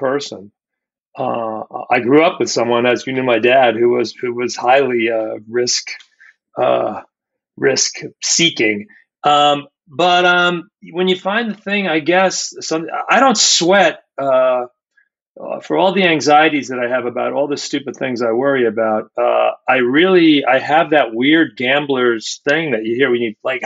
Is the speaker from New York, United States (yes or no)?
yes; Washingtonville, New York, United States; I grew up in Washingtonville